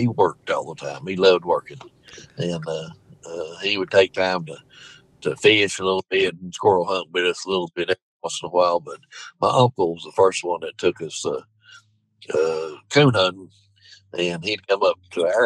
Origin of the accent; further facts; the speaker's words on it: Brevard, North Carolina, United States; I was born in Transylvania County, Brevard